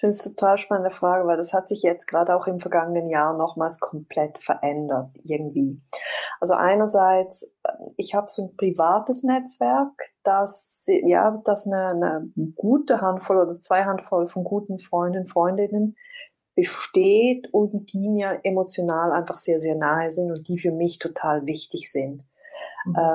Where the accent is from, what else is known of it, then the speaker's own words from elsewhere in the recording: Switzerland; ich bin Schweizerin